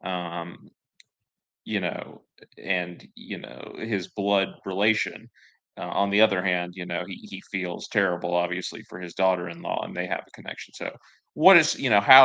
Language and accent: English; the South, United States; I'm from the South. I've always lived in the South.